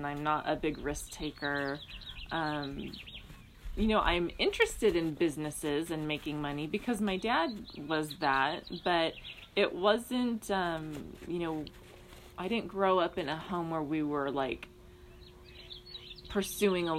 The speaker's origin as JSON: {"language": "English", "town": "Downey", "region": "California", "country": "United States", "tie": "born or raised there", "also_born_or_lived": "Orange County, California / Hawaii", "lives_now": "San Diego, United States", "said": "I was born in Downey, California. I grew up in that area most of my life"}